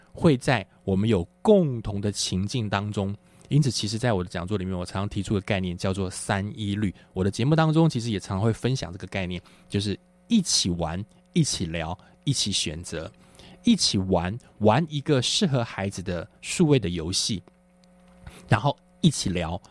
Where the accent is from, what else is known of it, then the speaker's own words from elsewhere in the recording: Taiwan; 我在一个，呃，眷村里面长大